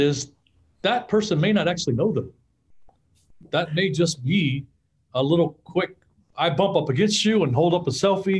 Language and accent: English; Orange, Texas, United States; I was born in Orange, Texas